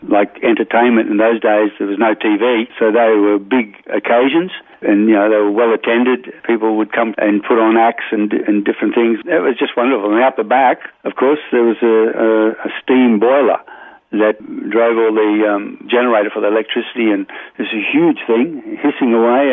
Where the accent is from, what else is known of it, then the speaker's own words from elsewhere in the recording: Jennings, New South Wales, Australia; now in Toowoomba, Australia; I grew up in a small village, really, on the New South Wales-Queensland border in a place called Jennings